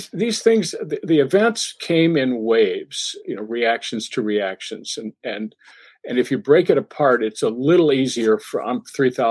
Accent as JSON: {"language": "English", "region": "Massachusetts", "country": "United States", "said": "I'm from Massachusetts"}